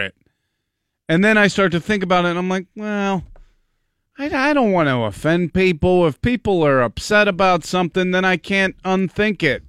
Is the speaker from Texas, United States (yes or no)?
no; Pittsburgh, Pennsylvania, United States; I grew up in Pittsburgh